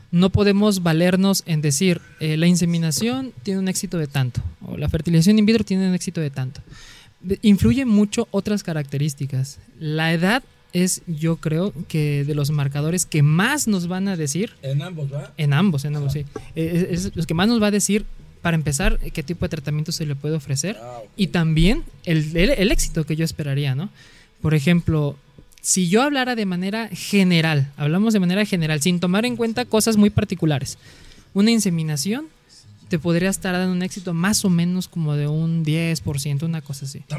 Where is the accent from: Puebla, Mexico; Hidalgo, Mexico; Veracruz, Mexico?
Veracruz, Mexico; Coatzacoalcos; Yo soy de Coatzacoalcos, Veracruz, hasta el sur ah. del estado.